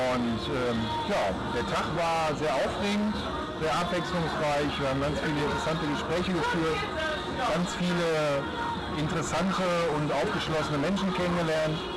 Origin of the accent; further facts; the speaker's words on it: Essen, North Rhine-Westphalia, Germany; Ja, ich komme aus Essen